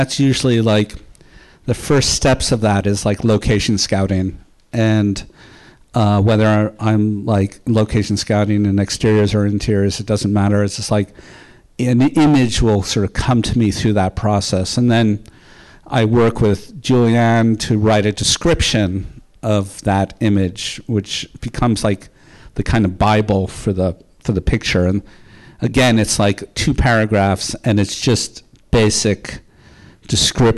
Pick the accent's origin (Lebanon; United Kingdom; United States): United States; New York City, New York; I grew up in Park Slope in Brownstone.